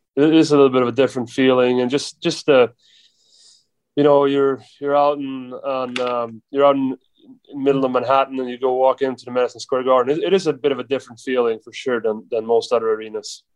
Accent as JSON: {"language": "English", "country": "Sweden", "second_language": "English", "moved": "as an adult", "lives_now": "New York, United States", "said": "we're both from Sweden"}